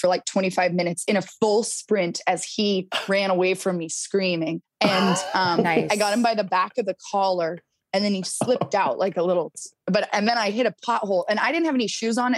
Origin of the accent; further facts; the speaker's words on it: Mill Valley, California, United States; now in Los Angeles, United States; I was born in Mill Valley, California